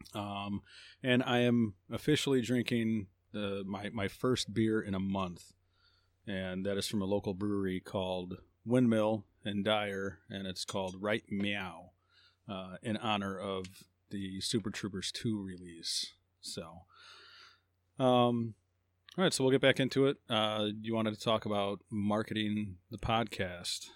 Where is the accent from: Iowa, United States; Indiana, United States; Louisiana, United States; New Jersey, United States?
Indiana, United States; Hammond; also born or lived in Phoenix, Arizona / Joplin, Missouri / Griffith, Indiana; born and raised Hammond